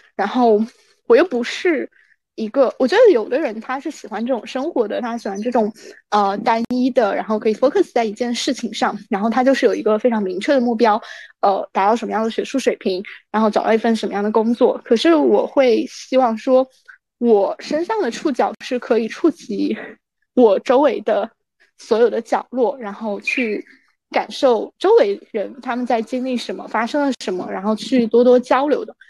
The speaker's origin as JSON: {"language": "Chinese", "region": "Anhui", "country": "China", "also_born_or_lived": "Shanghai", "moved": "as an adult", "lives_now": "Sydney, Australia", "said": "因为我是那个安徽人嘛，然后我，我觉得我们安徽人的宿命就是跑路，就是离开。就是你大，你往小了说，就是你离开这个城市，然后你去合肥啊这种。你往大了说，你就是去江浙沪，然后去上海"}